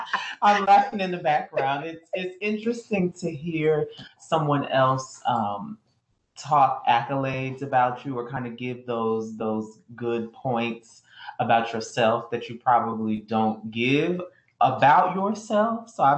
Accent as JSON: {"language": "English", "region": "South Florida", "country": "United States", "tie": "born or raised there", "said": "I was raised by my mom. She was a single mom in South Florida."}